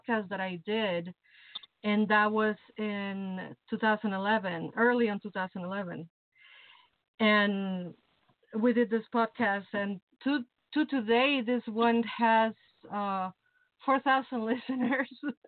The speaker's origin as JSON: {"language": "English", "region": "Mexico City", "country": "Mexico", "tie": "born or raised there", "moved": "as an adult", "lives_now": "Chicago, United States", "said": "I'm originally from Mexico City. I was born and raised in Mexico City. And I came to Chicago 20 years ago."}